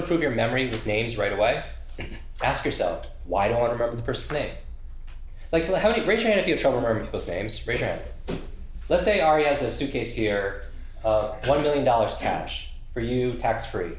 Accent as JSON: {"language": "English", "region": "New York", "country": "United States", "said": "I'm from New York"}